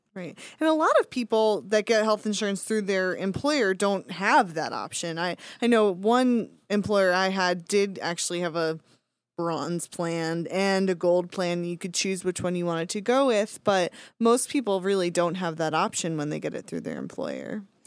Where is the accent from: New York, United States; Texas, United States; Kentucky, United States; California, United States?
New York, United States; Long Island; I grew up on Long Island